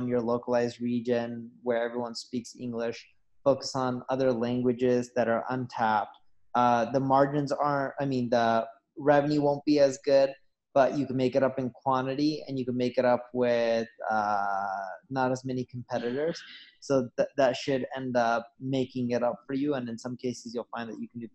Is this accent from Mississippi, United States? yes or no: no; Southern California, United States; also born or lived in Seattle; I grew up in Southern California.